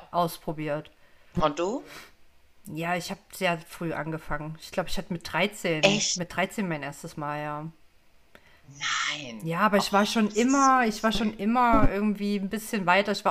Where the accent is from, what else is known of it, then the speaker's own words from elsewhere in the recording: East Germany, Germany; ich meine, ich komme aus dem Osten, ne? Wir sind ja da grundsätzlich sehr frei und offen aufgewachsen.